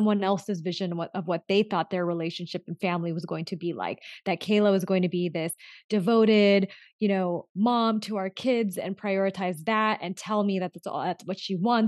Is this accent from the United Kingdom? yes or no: no; Southern California, United States; also born or lived in Los Angeles; I was a first generation born and raised in Southern California. And I grew up in a really small town, and it was mostly whites and some Hispanics. And then I moved to LA when I was 15